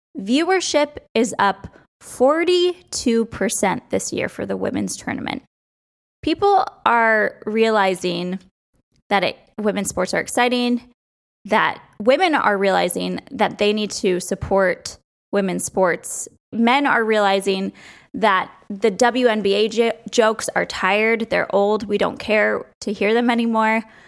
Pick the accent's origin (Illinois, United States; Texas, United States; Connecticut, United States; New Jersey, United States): Connecticut, United States; outside of New York; So I grew up outside of New York, and we would drive in all the time to Yankee Stadium